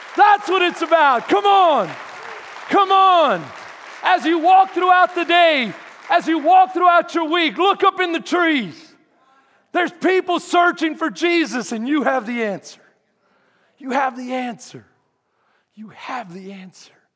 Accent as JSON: {"language": "English", "town": "Houston", "region": "Texas", "country": "United States", "said": "I'm from Houston"}